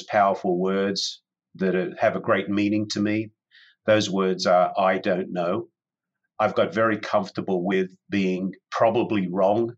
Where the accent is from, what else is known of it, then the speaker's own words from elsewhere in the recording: Sydney, New South Wales, Australia; moved away as an adult; now in San Diego, United States; Back in 1994, I moved from Sydney, Australia, which is my home, to San Diego